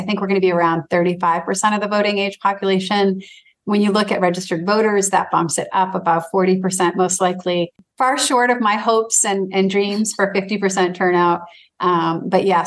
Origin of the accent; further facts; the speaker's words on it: Manchester, Maine, United States; my hometown of Manchester